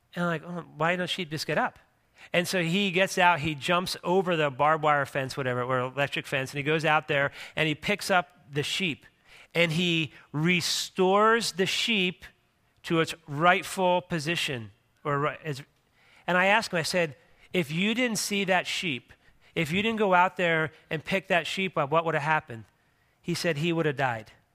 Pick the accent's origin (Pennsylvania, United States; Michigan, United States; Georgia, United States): Pennsylvania, United States; Philadelphia; moved away; I grew up in Philadelphia, Pennsylvania